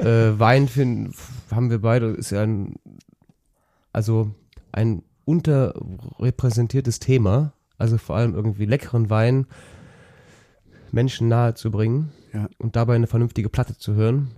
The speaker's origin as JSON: {"language": "German", "town": "Engelskirchen", "region": "North Rhine-Westphalia", "country": "Germany", "tie": "born or raised there", "said": "das oberbergische Land in meiner Heimat ich komme aus Engelskirchen"}